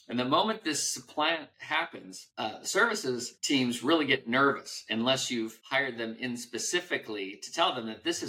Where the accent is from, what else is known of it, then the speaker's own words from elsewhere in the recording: Guam; also born or lived in Hawaii / Colorado Springs, Colorado; I grew up mostly in Guam, about 8 years of my childhood in Guam, and then Hawaii, and then Colorado.